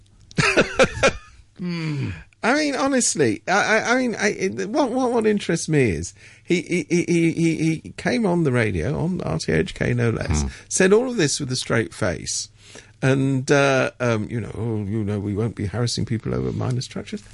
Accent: England, United Kingdom; I'm from England

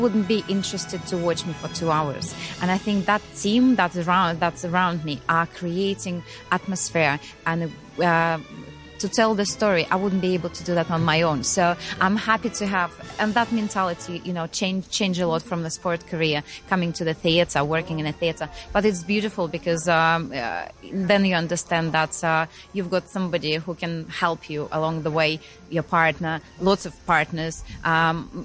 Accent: Russia; We just had a little break, which we've spent at home in Russia. That's where we came from.

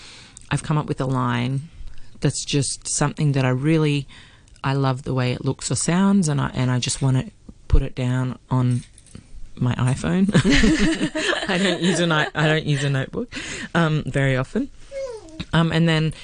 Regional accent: Australia; first language English

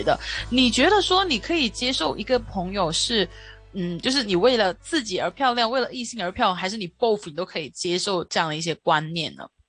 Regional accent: Hong Kong; 我们香港这边

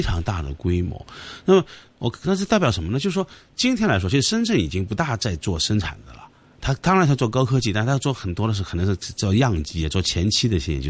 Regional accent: Hong Kong; 我们香港人很多时候是在这个所谓商务，商业模式创新上面

